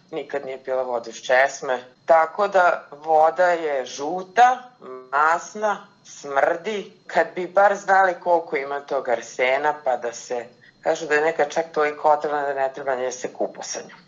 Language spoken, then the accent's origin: Croatian; Zrenjanin, Vojvodina, Serbia; Kada odrastate u Zrenjaninu